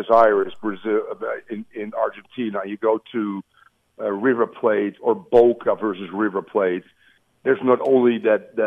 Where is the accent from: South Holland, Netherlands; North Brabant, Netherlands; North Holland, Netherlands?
North Holland, Netherlands; Amsterdam; I'm from Amsterdam. I'm an Ajax guy